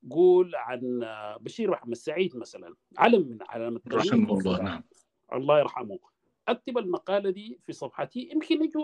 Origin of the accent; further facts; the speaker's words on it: Sudan; moved away; انا لما طلعت من السودان حقيقه اجريت ما اقل من 500 حوار